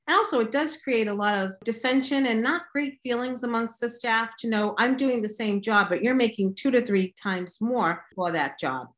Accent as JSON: {"language": "English", "region": "Massachusetts", "country": "United States", "tie": "born or raised there", "also_born_or_lived": "Chicago", "said": "I was born in Massachusetts. I've been raised here, except when I was in graduate school in Chicago"}